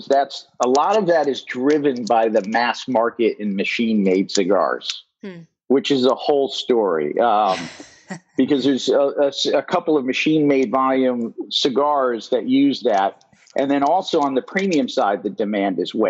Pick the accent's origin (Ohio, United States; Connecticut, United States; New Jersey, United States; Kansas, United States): Connecticut, United States; I'm from Connecticut